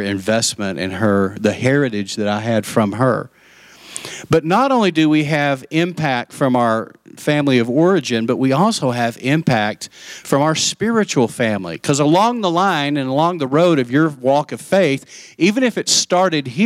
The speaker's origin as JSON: {"language": "English", "town": "Lubbock", "region": "Texas", "country": "United States", "tie": "born or raised there", "also_born_or_lived": "Post, Texas", "said": "I grew up in Lubbock, and she lived next door to us"}